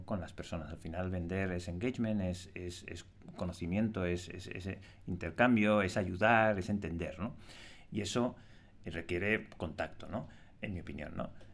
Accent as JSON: {"language": "Spanish", "country": "Spain", "said": "Cómo somos los españoles"}